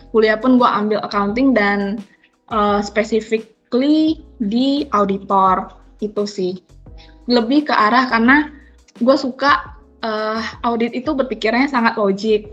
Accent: Padang, West Sumatra, Indonesia; gue orang Padang.

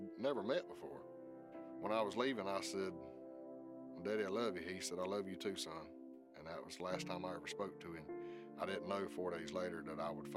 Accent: South Georgia, United States; Growing up in South Georgia

